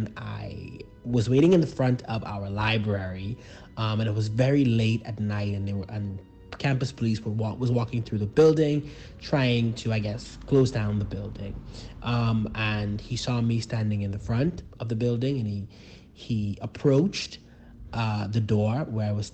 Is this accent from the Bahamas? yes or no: yes; Bahamas; I am from the Bahamas. That means that I am Bahamian.